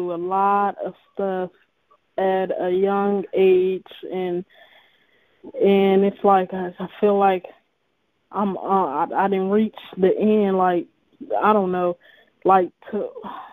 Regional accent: Fresno, California, United States; I'm from Fresno, California, which is the West Coast

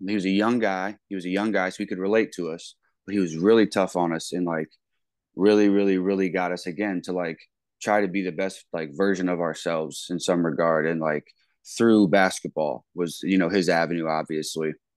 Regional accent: Wooster, Ohio, United States; moved away as an adult; also born or lived in Millersburg, Ohio; now in Ames, United States; I'm, I'm from Worcester, Ohio

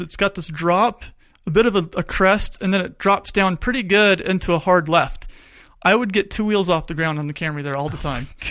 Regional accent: Tucson, Arizona, United States; I grew up in Tucson

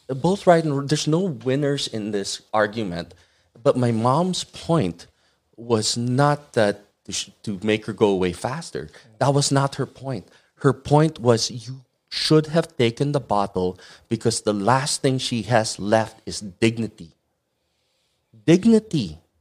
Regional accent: Muntinlupa, Metro Manila, Philippines; also born or lived in Batangas; now in Los Angeles, United States; I grew up in Ayala, Alabang.

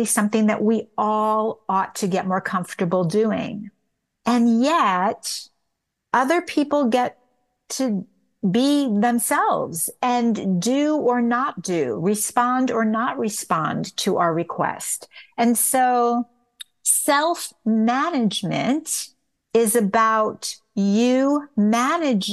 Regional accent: New York, United States; also born or lived in Tucson, Arizona; now in Los Angeles, United States; I'm from New York originally. I had moved to Tucson, Arizona

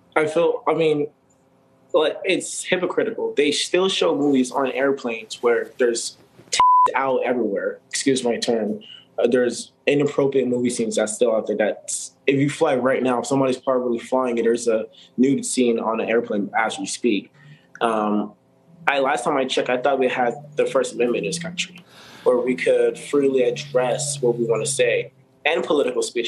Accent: California, United States; I'm from California

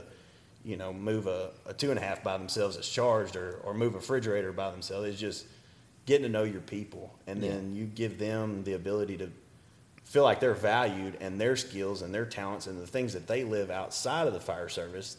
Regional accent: Deep East Texas, United States; moved away; I was from Deep East Texas

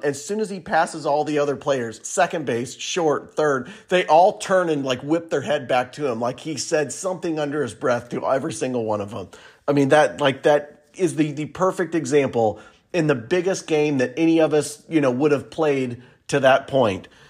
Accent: Pleasant Plains, Illinois, United States; we grew up in Plains playing together

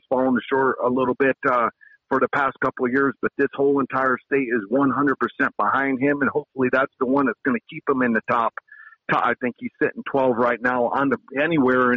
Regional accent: Kissimmee, Florida, United States; moved away as an adult; now in Alaska, United States; that's my hometown. Kissimmee St. Cloud is where it all started for me

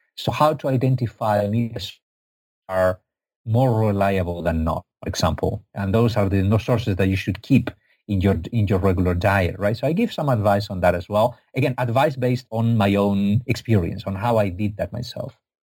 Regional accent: Spain; I'm from Spain, not from Egypt.

